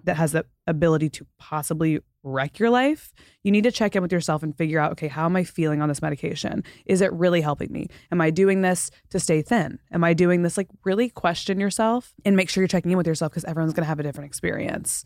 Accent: the South, United States; also born or lived in Florida / Texas; growing up in Florida and Texas

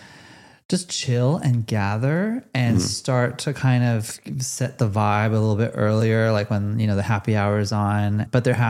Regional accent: Los Angeles, California, United States; now in Australia

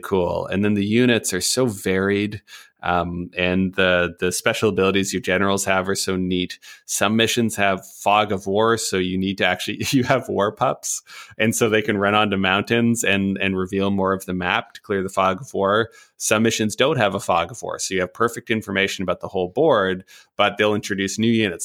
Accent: Canada; as a Canadian

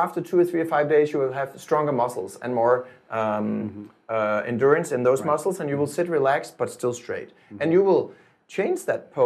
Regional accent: Denmark; I'm from Denmark

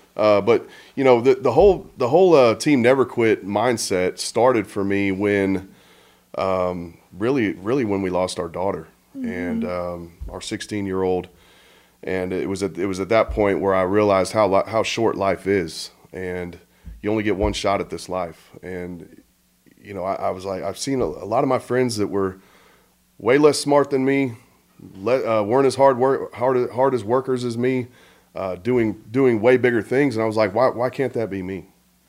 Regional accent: Okinawa, Japan; born there; I was born in Okinawa.

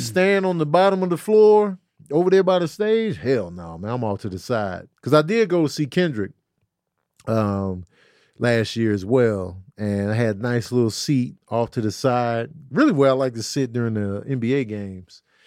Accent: Chicago, Illinois, United States; growing up in Chicago, it was like everything was flat, no mountains

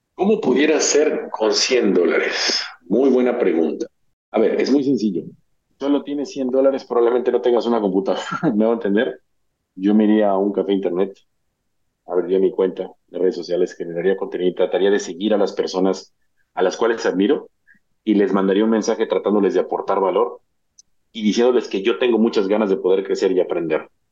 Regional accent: Mexico; soy mexicano

